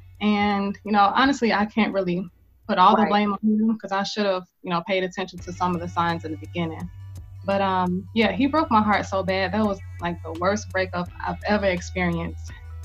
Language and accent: English; Gary, Indiana, United States; now in Atlanta, United States; I currently reside in Atlanta, Georgia. I'm from Gary, Indiana. I've been living in Atlanta for about 3 years. I attended Indiana University